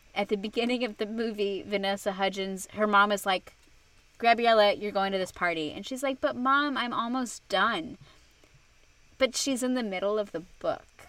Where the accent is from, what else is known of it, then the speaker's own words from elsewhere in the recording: Arizona, United States; every high school in Arizona goes out